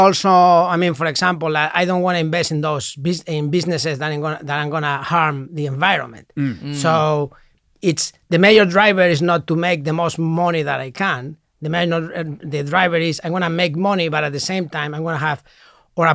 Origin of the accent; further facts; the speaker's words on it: Madrid, Community of Madrid, Spain; I'm from Madrid. I'm from Madrid, and I did a law degree